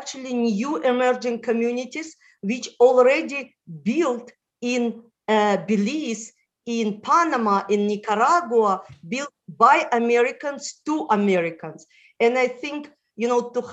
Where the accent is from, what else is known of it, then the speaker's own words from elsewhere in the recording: Moldova; first language Russian; English is a second language; moved away; also born or lived in Israel; I was born in Moldova, where the national language is Romanian.